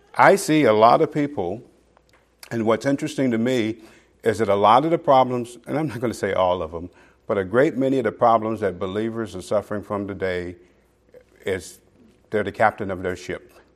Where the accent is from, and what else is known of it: Okmulgee, Oklahoma, United States; born or raised there; moved away